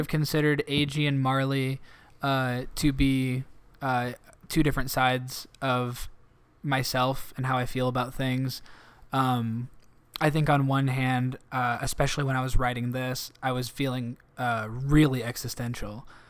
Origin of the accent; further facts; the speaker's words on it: Canton, United States; now in Chicago, United States; In my hometown